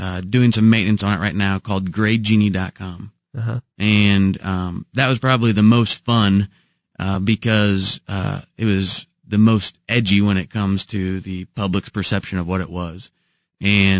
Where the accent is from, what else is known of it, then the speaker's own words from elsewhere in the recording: Kansas City, Missouri, United States; It's Kansas City. I grew up in the Waldo neighborhood